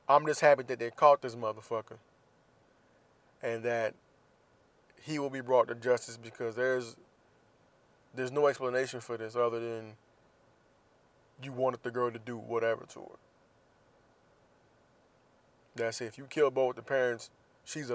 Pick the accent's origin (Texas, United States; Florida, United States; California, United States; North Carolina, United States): Florida, United States; Jacksonville; In Jacksonville, Florida news, my hometown